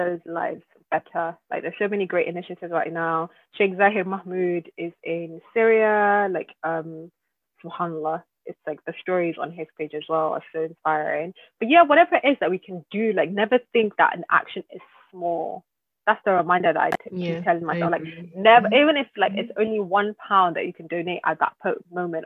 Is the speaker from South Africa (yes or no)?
no; Nigeria; I'm Nigerian